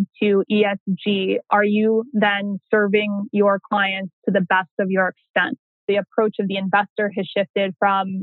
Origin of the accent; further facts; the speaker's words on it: Northeast Ohio, United States; also born or lived in Pittsburgh, Pennsylvania / California; I spent most of my childhood, however, in Northeast Ohio